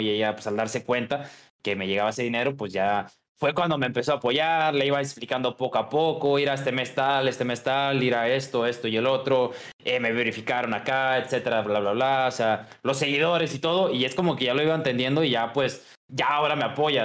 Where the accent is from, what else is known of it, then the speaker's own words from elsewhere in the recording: Guadalajara, Jalisco, Mexico; nací en Guadalajara, aquí en, aquí en mi, mi ranchita